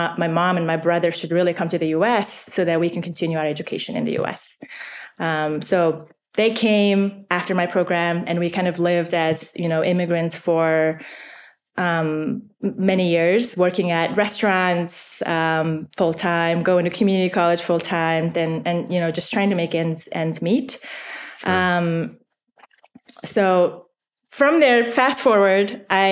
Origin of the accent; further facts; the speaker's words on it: Mongolia; moved away; I was born and raised in Mongolia